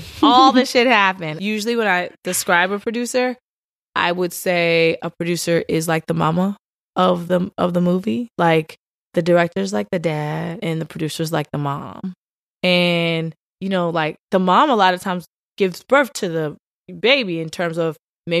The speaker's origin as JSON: {"language": "English", "town": "Richmond", "region": "Virginia", "country": "United States", "said": "I'm from Richmond, Virginia. I am a daughter of a preacher and a teacher. I went to Howard University, Bison."}